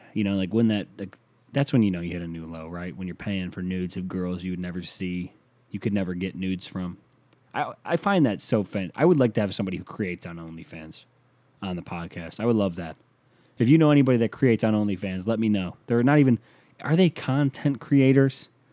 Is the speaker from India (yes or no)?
no; Canada; I'm from Canadian